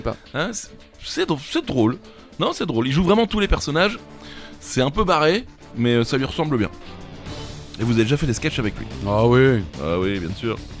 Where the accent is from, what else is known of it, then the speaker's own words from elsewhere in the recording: France; accent: French; mon accent français